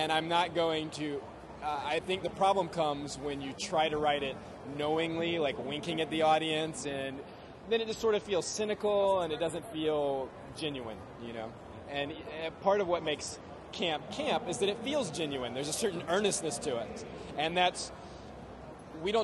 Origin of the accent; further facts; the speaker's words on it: United States; as an American